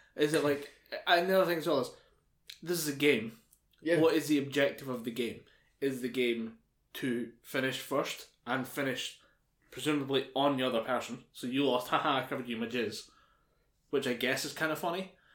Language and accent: English; United Kingdom; we're British